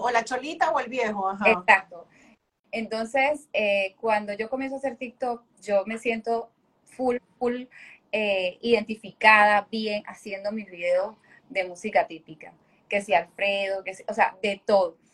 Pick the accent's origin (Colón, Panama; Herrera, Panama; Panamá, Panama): Panamá, Panama; Panama City, Panama; soy hija de padres santeños, eh, soy capitalina